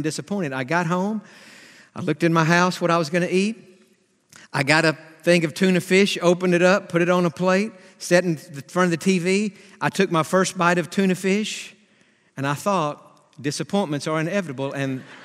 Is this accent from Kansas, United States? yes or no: no; Atlanta, Georgia, United States; We're from Atlanta. He pastored for 50 years in Atlanta, and I grew up listening to Dr. Stanley.